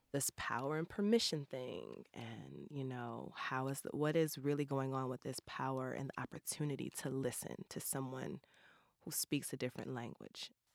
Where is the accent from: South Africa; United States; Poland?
United States; St. Louis, Missouri; growing up in Saint Louis